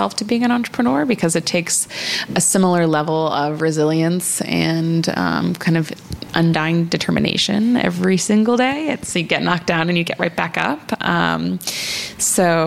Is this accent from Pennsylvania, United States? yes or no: yes; Philadelphia, Pennsylvania, United States; I grew up right outside of Philadelphia in the suburbs